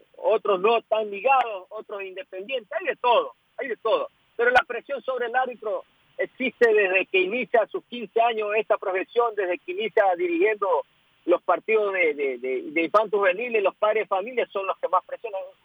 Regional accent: Ecuador; Yo como ecuatoriano

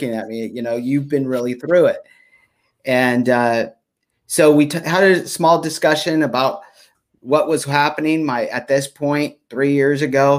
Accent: Stockton, California, United States; I grew up in Stockton. Yeah, in Stockton, California, and not in the best environment

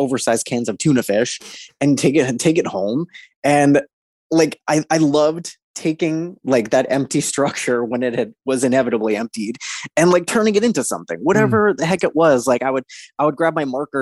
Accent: East Coast, United States; Born and raised on the East Coast

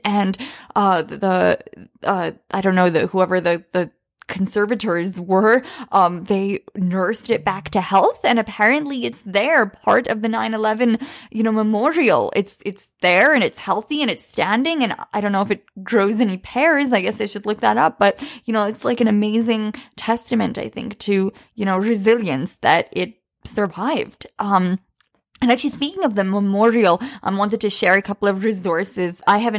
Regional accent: Bosnia & Herzegovina; English is a second language; moved away; we're immigrants from Bosnia, and you know, there was a war there as well in the early 90s when we came.

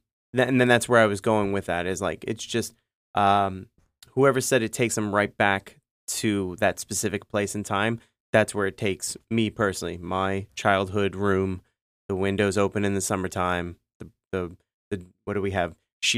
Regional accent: New York City, New York, United States; I was born and raised in the Bronx.

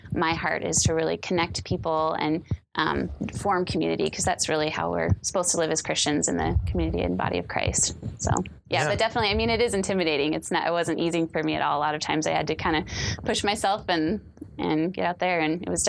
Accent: Springfield, Missouri, United States; also born or lived in Midwest; now in Roseville, United States; Springfield, Missouri is kind of my hometown. Yeah. So kind of lived all over the Midwest, but I claim it because I live the longest there.

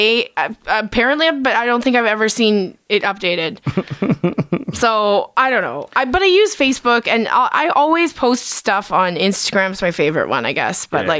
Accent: Edmonton, Alberta, Canada; also born or lived in Vancouver; I grew up in Edmonton.

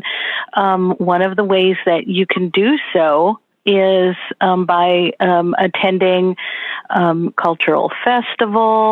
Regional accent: Los Angeles, California, United States; now in Pasadena, United States; I am from Los Angeles, California

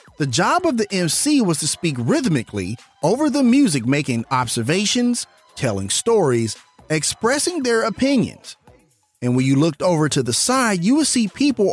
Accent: Memphis, Tennessee, United States; here in my hometown of Memphis

